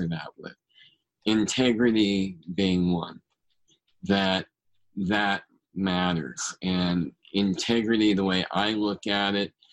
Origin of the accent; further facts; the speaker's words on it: Bay Area, California, United States; I grew up in the Bay Area